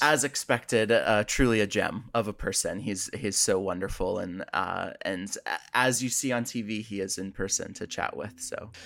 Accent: United States; now in Washington, D.C., United States; I am American.

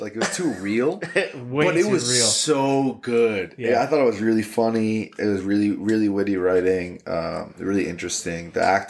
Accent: New York, United States; Growing up in New York

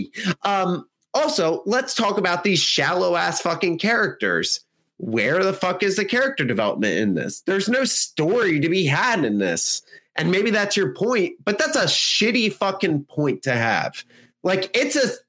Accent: United States; we as Americans

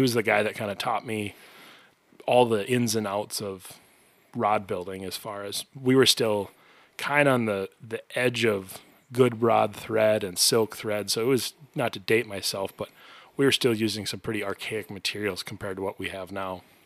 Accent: White Bear Lake, Minnesota, United States; I grew up in White Bear Lake, very close to a very, very good fishing lake.

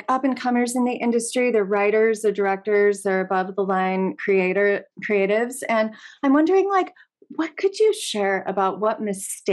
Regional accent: Los Angeles, California, United States; now in Encinitas, United States; I grew up in Los Angeles

